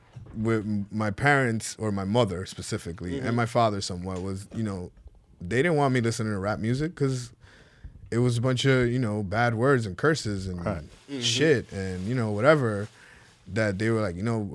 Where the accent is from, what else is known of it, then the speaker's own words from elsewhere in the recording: Santo Domingo, Distrito Nacional, Dominican Republic; first language es; English is a second language; also born or lived in New York; I grew up in the capital, Santo Domingo.